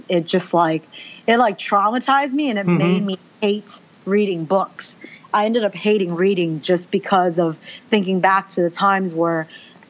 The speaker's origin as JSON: {"language": "English", "country": "United States", "tie": "born or raised there", "first_language": "Mandarin Chinese", "second_language": "English", "said": "I was born in the United States"}